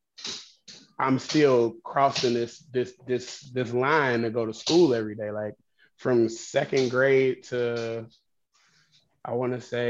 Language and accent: English; Chicago, Illinois, United States; I grew up on 50th and Woodlawn